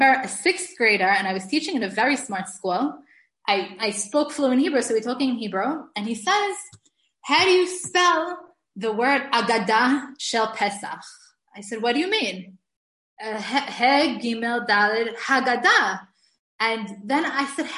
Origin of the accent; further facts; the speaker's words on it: New York City, New York, United States; now in Israel; I grew up in the Syrian community in Brooklyn